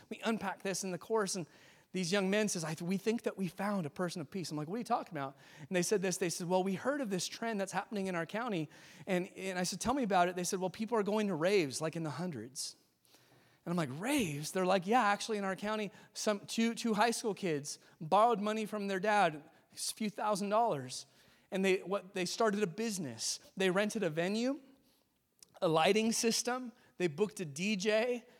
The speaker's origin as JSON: {"language": "English", "region": "California", "country": "United States", "tie": "born or raised there", "moved": "yes", "said": "I grew up in California"}